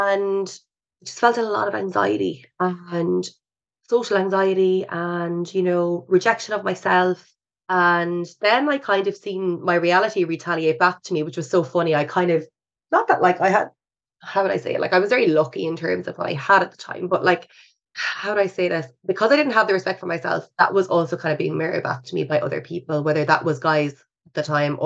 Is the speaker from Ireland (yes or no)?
yes; Ireland; we're still Irish